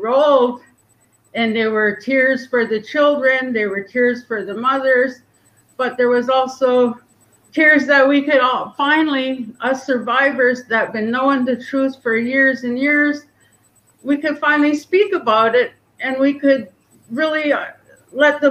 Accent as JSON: {"language": "English", "town": "Lillooet", "region": "British Columbia", "country": "Canada", "tie": "born or raised there", "also_born_or_lived": "Pavilion", "said": "So I grew up in the community of Lowit"}